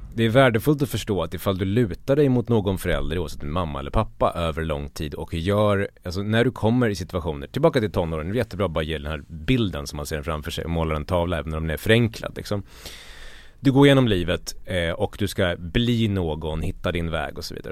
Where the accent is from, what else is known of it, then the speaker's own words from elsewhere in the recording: Borlänge, Dalarna County, Sweden; jag kommer från Borlänge och landsbygden